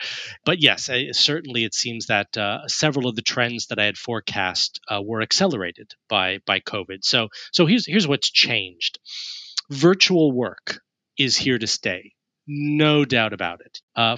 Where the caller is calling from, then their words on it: Richmond, South East England, United Kingdom; I'm joining you from Richmond in Surrey in the United Kingdom, which is just southwest of Greater London.